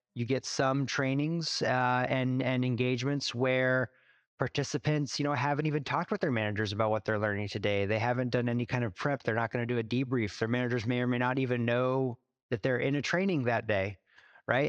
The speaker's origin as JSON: {"language": "English", "region": "Alaska", "country": "United States", "tie": "born or raised there", "also_born_or_lived": "Dominican Republic", "moved": "as an adult", "lives_now": "Seattle, United States", "said": "I grew up in Alaska, born and raised third generation Alaskan"}